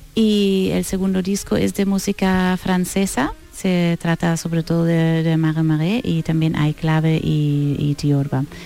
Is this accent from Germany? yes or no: yes; Northern Germany, Germany; Spanish is a second language; now in Seville, Spain; Yo soy del norte de Alemania, cerca de Bremen, de donde vienen los músicos de Bremen